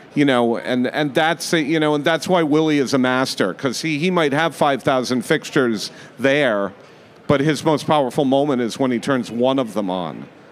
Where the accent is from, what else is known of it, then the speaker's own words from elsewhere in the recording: Rhode Island, United States; moved away as an adult; also born or lived in Las Vegas, Nevada; I grew up in Rhode Island.